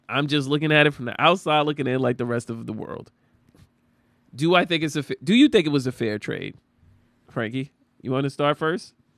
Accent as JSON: {"language": "English", "country": "United States", "said": "we as American citizens"}